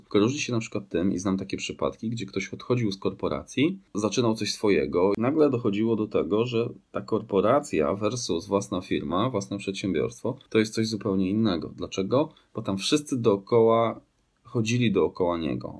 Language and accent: Polish; Grudziądz, Kuyavian-Pomeranian Voivodeship, Poland; Pochodzę z Grudziądza, takie piękne miasto nad Wisłą